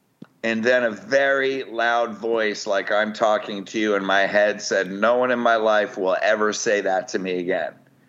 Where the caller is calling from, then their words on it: Newport Beach, California, United States; Newport Beach, California.